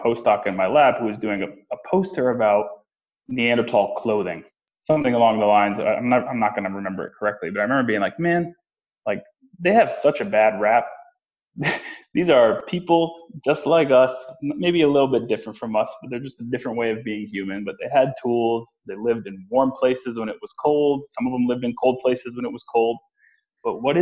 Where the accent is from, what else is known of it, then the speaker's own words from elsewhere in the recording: New Haven County, Connecticut, United States; moved away as an adult; also born or lived in Durham, United Kingdom; now in Ann Arbor, United States; I'm from Connecticut, born and raised in New Haven County in Connecticut